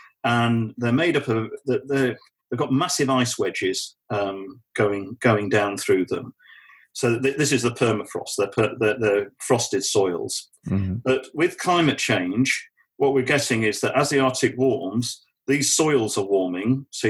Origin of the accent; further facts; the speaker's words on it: Namibia; we got conservancy models growing up in Namibia